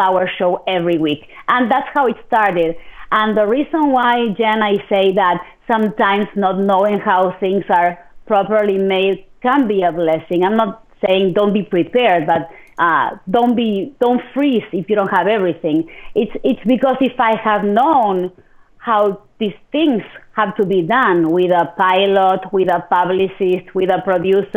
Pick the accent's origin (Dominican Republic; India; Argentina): Argentina; moved away as an adult; also born or lived in Midland Odessa, Texas; now in United States; I'm originally from Argentina